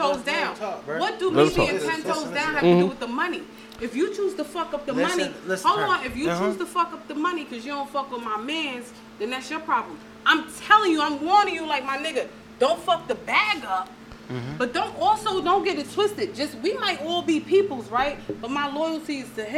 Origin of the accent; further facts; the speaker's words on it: New York City, New York, United States; I'm from New York City